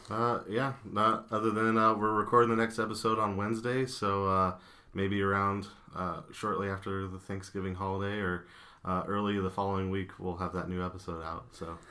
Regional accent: Hastings, Nebraska, United States; also born or lived in Quincy, Illinois / Grand Island, Nebraska; now in Omaha, United States; lived in Hastings for about fifteen years, and then I went to high school in Grand Island

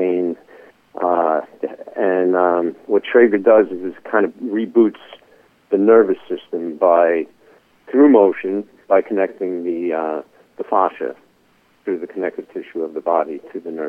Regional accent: New York City, New York, United States; I'm a guy from the Bronx

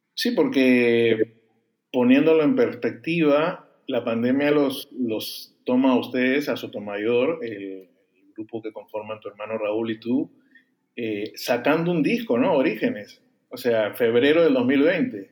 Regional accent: Peru; yo soy peruano

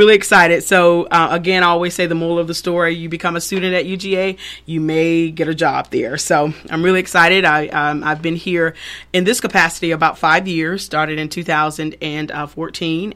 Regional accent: Thomaston, Georgia, United States; moved away as an adult; also born or lived in Winston-Salem, North Carolina / Atlanta; born and raised in Upson County, Georgia

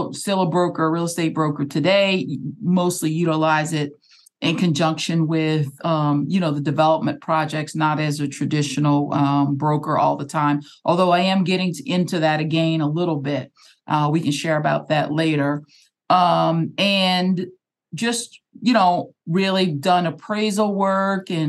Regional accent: New Orleans, Louisiana, United States; we're NOLA girls together

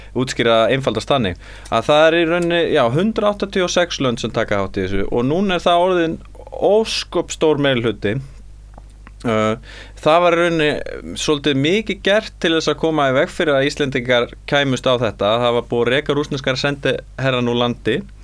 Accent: Iceland; við erum sko Íslandingar

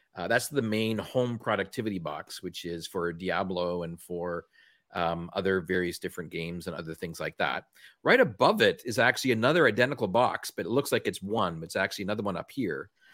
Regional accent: Canada; accent: Canadian; my Canadian accent

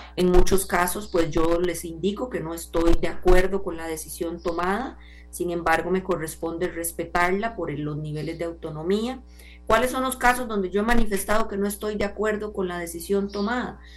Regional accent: Costa Rica; como costarricense

